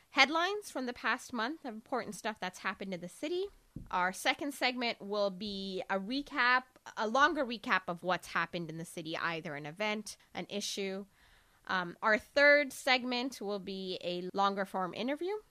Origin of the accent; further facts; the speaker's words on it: Toronto, Ontario, Canada; now in Columbia, United States; But as soon as I moved, like I moved from a huge city from Toronto, which is like just a mega city